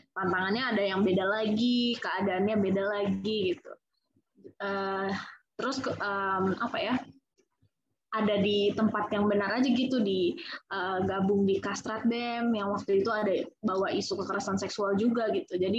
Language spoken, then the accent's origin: Indonesian; Serang, Banten, Indonesia; ada satu komunitas di Serang gue kan orang Serang ya